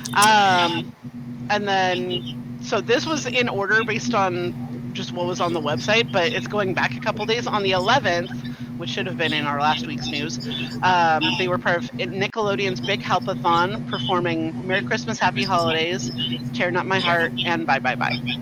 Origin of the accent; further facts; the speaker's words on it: San Jose, California, United States; my hometown, San Jose